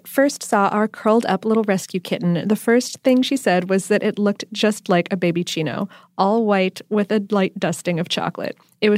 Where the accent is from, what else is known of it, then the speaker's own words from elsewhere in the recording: Australia; a beverage that I believe originated from my home country of Australia.